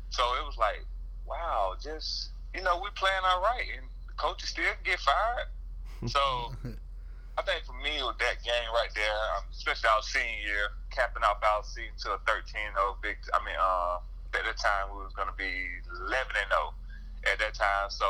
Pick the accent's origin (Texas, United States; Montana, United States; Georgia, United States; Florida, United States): Georgia, United States; I'm from Georgia.